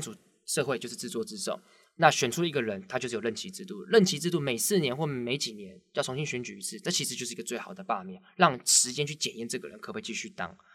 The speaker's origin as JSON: {"language": "Chinese", "country": "Taiwan", "said": "我们台湾人"}